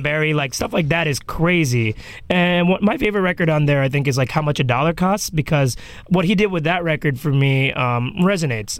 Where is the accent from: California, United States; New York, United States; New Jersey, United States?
New York, United States; I was born here, so my parents still think of New York as it was in 92, 93